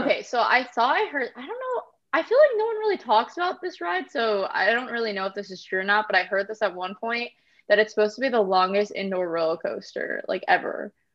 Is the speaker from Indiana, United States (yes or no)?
yes; Indiana, United States; moved away as an adult; now in Florida, United States; I'm originally from Indiana near Chicago